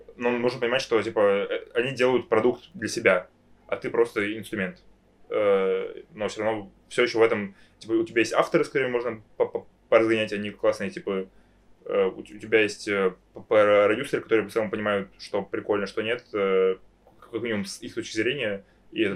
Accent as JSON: {"language": "Russian", "region": "Moscow", "country": "Russia", "tie": "born or raised there", "said": "я, я рос в Москве, типа, в сильно либеральном обществе"}